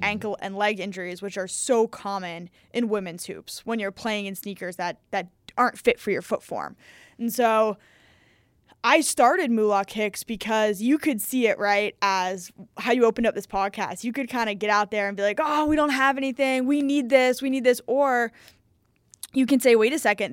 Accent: New York City, New York, United States; I'm from New York City

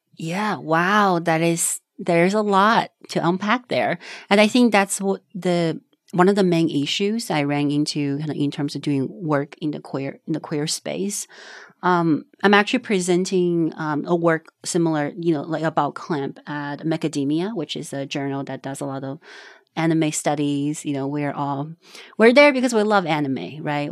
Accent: Panzhihua, Sichuan, China; English is a second language; moved away; born and raised in China. It's a very small town called Panzhihua

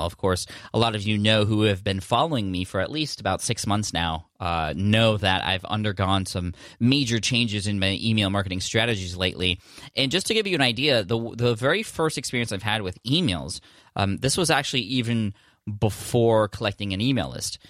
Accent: Czechia; I'm from Czech Republic

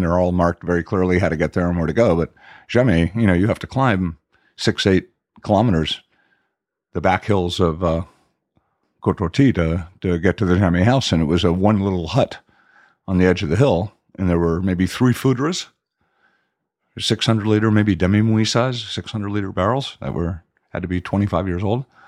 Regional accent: Miami, Florida, United States; moved away as an adult; also born or lived in Washington, D.C. / Europe; I grew up in Southwest Miami, which was the gateway, I think, to the Everglades

